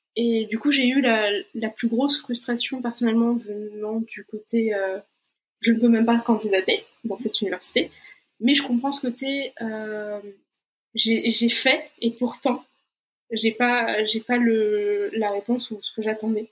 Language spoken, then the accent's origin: French; Brazil; moved away; also born or lived in Portugal / France; je suis brésilienne, donc j'ai pas de nationalité euh, européenne